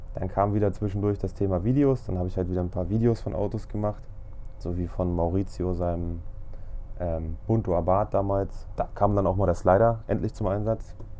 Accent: Braunschweig, Lower Saxony, Germany; Ich komme aus Braunschweig

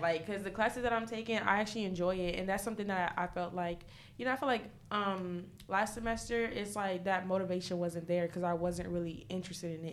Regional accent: New York City, New York, United States; moved away; I'm originally from New York, from the Bronx.

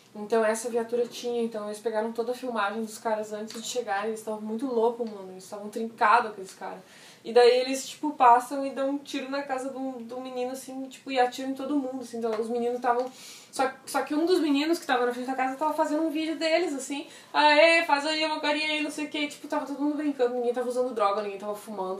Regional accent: Brazil; Eu sou brasileiro

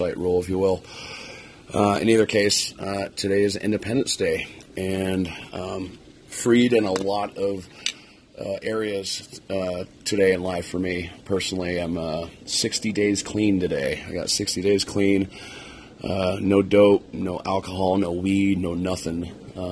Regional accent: near Red Rocks, Colorado, United States; I grew up near Red Rocks, Colorado, in the foothills

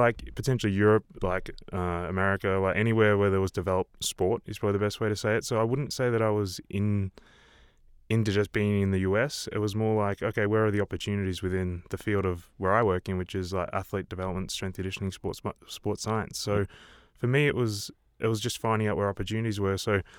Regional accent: Melbourne, Victoria, Australia; born or raised there; now in Park City, United States

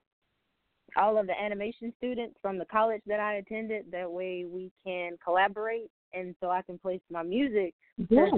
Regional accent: Little Rock, Arkansas, United States; I am from Little Rock, Arkansas

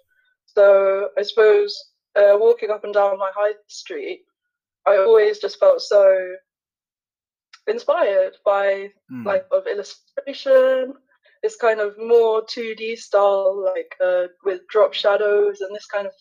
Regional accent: London, United Kingdom; I'm an artist from London

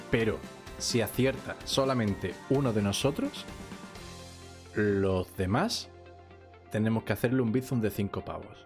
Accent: Seville, Andalusia, Spain; Como ya vosotros sabéis, yo soy sevillano, y aquí en Sevilla, pues hay una semana al año que se hace una feria

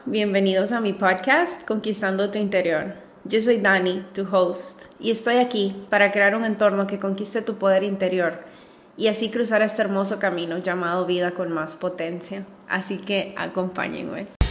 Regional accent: Honduras; also born or lived in Madrid; Soy psicóloga, orgullosamente hondureña

